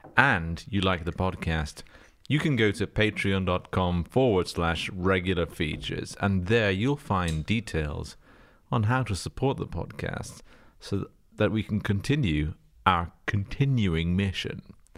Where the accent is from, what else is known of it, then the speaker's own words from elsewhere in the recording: Ireland; As an Irishman